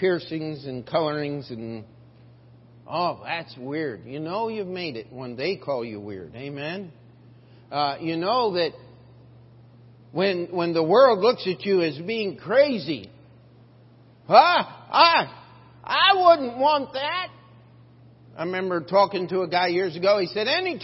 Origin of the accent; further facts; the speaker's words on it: United States; I have as an American